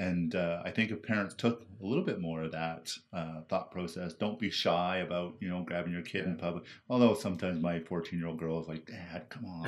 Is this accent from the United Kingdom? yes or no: no; Surrey, British Columbia, Canada; I grew up in uh, Surrey, BC